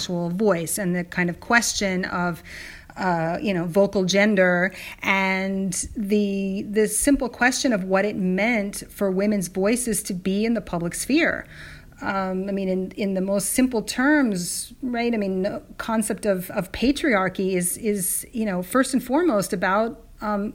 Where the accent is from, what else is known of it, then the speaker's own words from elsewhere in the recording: California, United States; I'm a Californian